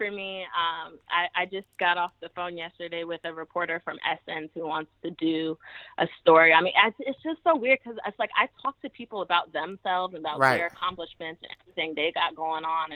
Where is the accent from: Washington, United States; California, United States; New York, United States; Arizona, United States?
New York, United States; New York City; also born or lived in New Jersey; I grew up in Brooklyn. I'm from Jersey, but we grew up in Brooklyn